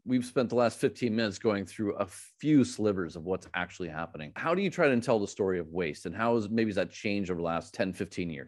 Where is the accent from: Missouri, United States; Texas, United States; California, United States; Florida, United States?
Missouri, United States; in Missouri, in my home state